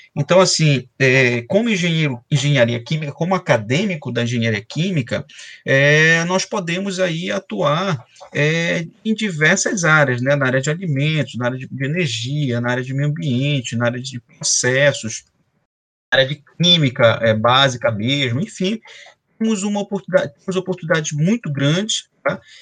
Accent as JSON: {"language": "Portuguese", "town": "Belém", "region": "Pará", "country": "Brazil", "also_born_or_lived": "Macapá / São Luís / Rio de Janeiro / São Paulo", "moved": "as an adult", "lives_now": "Espírito Santo, Brazil", "said": "eu sou paraense, né, eu sou de Belém do Pará, é, é, estou fora de Belém tem 20 anos"}